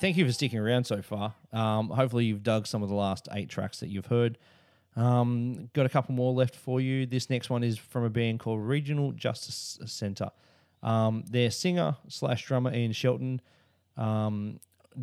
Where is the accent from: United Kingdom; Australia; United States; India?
Australia; me as an Australian